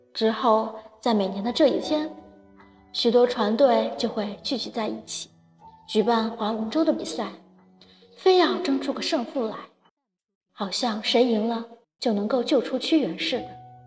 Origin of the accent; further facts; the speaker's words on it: northern China, China; 作为一个北方人